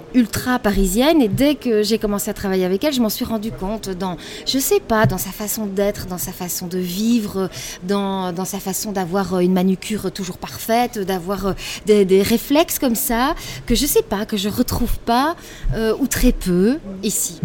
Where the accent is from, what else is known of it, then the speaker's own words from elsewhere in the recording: Belgium; chez nous en Belgique